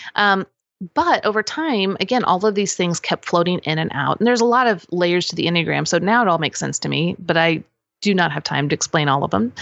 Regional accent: Kansas City, United States; moved away as an adult; also born or lived in Lawrence, Kansas / Normal, Illinois / Saint Louis, Missouri; now in Franklin, United States; I'm originally from Kansas City

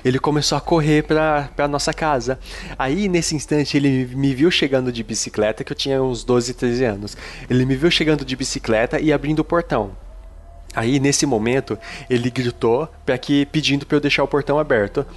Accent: Araçatuba, São Paulo, Brazil; lá no interior, né? Como vocês sabem, eu sou de Aracatuba.

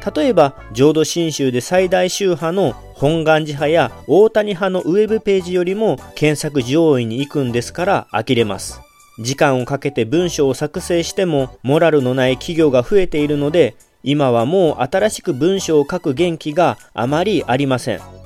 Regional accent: Kagawa, Japan; accent: Kagawa dialect; 香川の方言の言葉も結構独特なものもあって

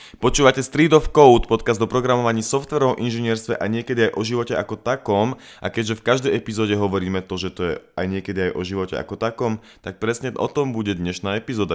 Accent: Bratislava, Bratislava Region, Slovakia; also born or lived in United States / Germany; Som tiež z Bratislavy, tiež dlhých dielov. V podstate celý život žijem tu.

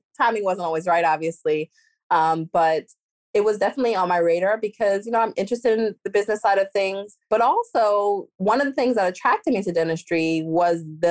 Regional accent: New York City, New York, United States; moved away as an adult; now in Florida, United States; I'm originally from New York City, born and raised in Brooklyn.

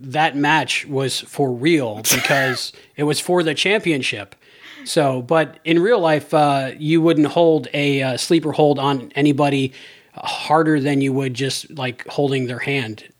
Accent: Cape Coral, Florida, United States; my hometown, Cape Coral

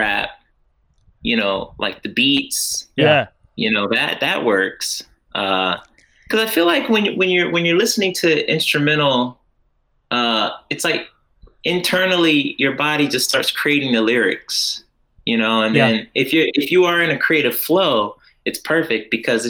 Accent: Orlando, Florida, United States; born and raised Orlando, Florida

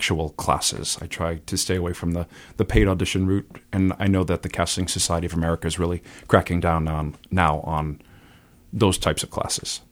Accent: Burlington, Massachusetts, United States; also born or lived in Lexington, Massachusetts / Boston, Massachusetts / Vero Beach, Florida; I'm from Burlington. I grew up there.

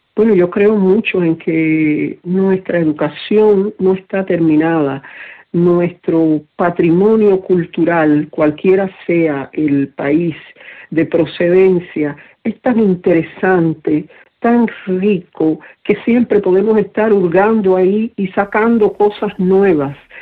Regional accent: Cuba; mi pueblo

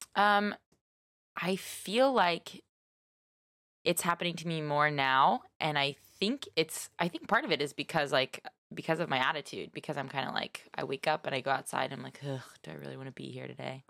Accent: Nashville, Tennessee, United States; also born or lived in Texas; now in San Francisco Bay Area, United States; I was raised in Nashville and Texas.

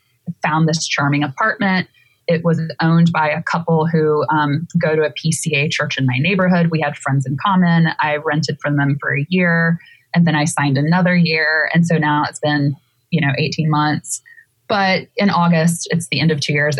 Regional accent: Pensacola, Florida, United States; now in New York, United States; you grew up in Pensacola, Florida, where I did

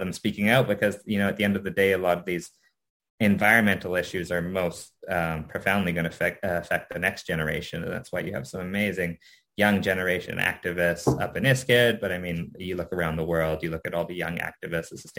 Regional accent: Canada; I had been pretty ashamed of being Japanese Canadian

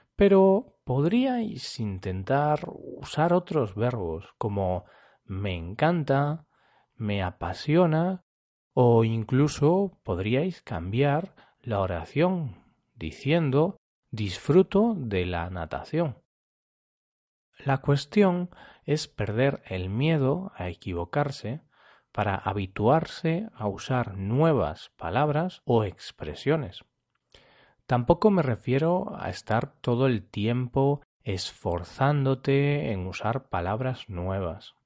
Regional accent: Spain; Es habitual que los españoles nos confundamos con alguna tilde

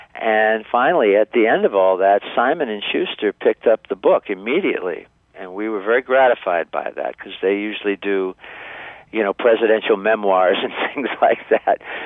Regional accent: Niles, Michigan, United States; recorded back in high school in Niles, Michigan, my hometown

